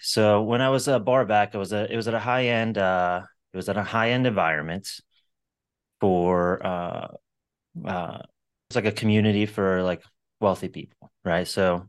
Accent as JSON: {"language": "English", "town": "Sarasota", "region": "Florida", "country": "United States", "tie": "born or raised there", "said": "So I came from a middle-class family. I grew up in Sarasota, Florida. Went to high school in Venice"}